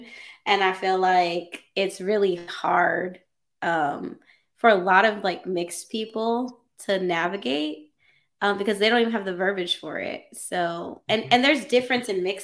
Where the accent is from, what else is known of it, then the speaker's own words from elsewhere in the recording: California, United States; me growing up in California